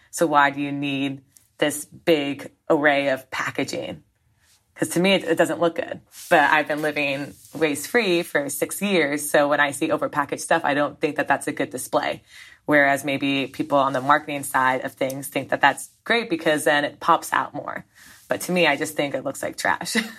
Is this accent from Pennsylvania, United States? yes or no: no; Southern Vermont, United States; down in Southern Vermont near my hometown.